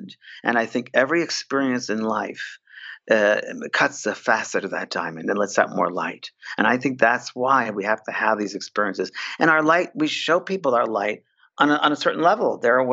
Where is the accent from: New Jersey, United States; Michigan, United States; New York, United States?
New York, United States; I'm a New Yorker, a cynical New Yorker, very down to earth